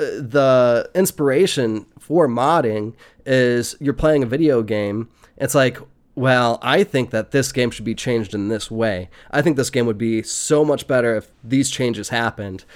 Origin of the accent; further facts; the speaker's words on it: United States; I was born in America